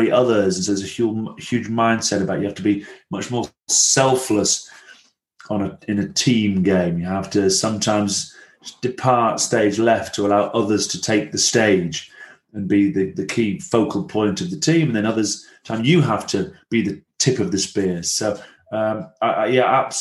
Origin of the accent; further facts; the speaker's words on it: Blackburn, North West England, United Kingdom; accent: Blackburn; also born or lived in Rome, Italy; I have a sort of Blackburn accent when I sort of go back home.